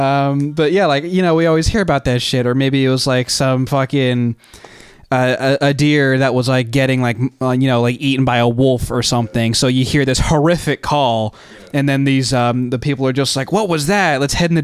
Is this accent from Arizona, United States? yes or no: no; New Jersey, United States; we are from New Jersey